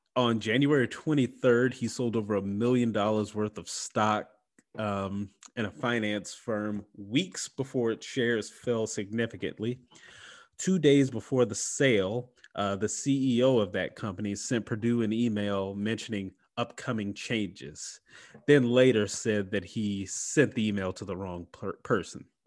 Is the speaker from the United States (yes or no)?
yes; Mississippi, United States; my home state, Mississippi